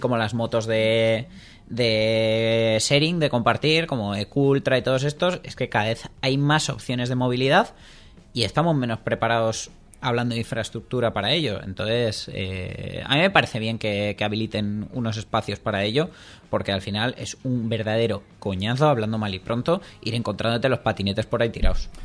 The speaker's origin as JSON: {"language": "Spanish", "country": "Spain", "said": "somos españoles"}